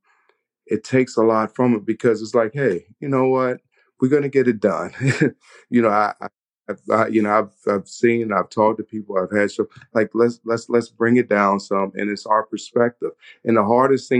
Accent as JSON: {"language": "English", "region": "the South", "country": "United States", "moved": "yes", "said": "I'm from the South, and so that traditional eating, the fried foods, the greens"}